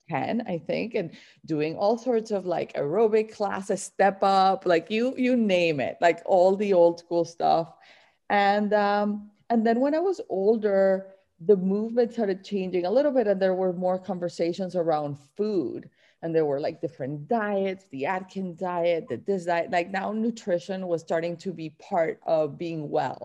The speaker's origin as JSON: {"language": "English", "town": "Barranquilla", "region": "Atlántico", "country": "Colombia", "tie": "born or raised there", "moved": "yes", "said": "I grew up in Barranquilla and it's like a coastal town in Colombia. And it's like, you know, just like you imagine a Latin town, that's it. The Caribbean coast"}